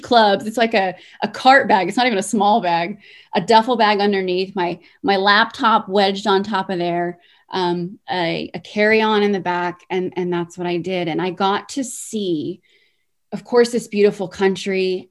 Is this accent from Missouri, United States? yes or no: no; California, United States; born or raised there